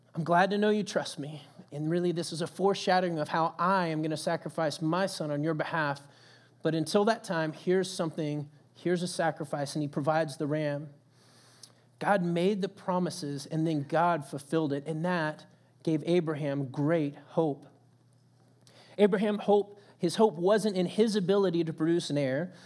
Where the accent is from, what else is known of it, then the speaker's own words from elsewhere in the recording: Texas, United States; moved away; coming from Texas